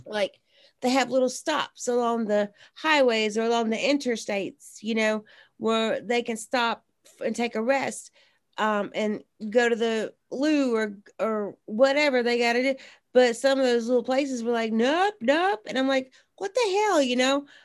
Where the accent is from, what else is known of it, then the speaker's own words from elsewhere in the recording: South Mississippi, United States; when I was growing up in South Mississippi